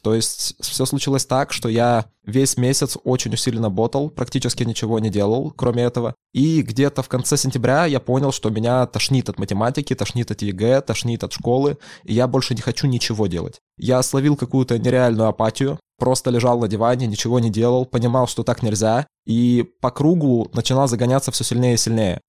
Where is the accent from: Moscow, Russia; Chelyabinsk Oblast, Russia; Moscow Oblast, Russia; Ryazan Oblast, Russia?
Chelyabinsk Oblast, Russia; Zlatoust; moved away as an adult; now in Yekaterinburg, Russia; Я из Златоуста, Челябинская область. Учился я в самой обычной МАУСОШ номер 9